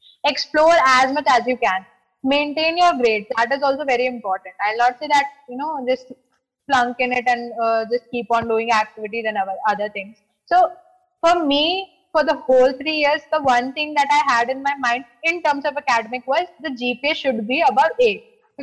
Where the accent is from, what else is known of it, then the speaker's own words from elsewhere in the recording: North India, India; you know, I am from North, you are from South, right?